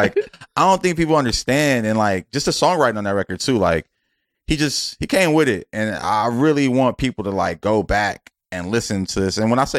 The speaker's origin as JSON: {"language": "English", "region": "New York", "country": "United States", "said": "I got my New York shit because I'm from New York"}